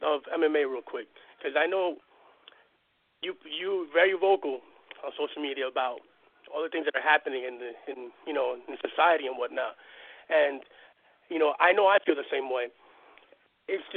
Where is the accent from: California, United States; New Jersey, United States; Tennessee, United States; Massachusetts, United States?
New Jersey, United States; moved away; I'm originally from Jersey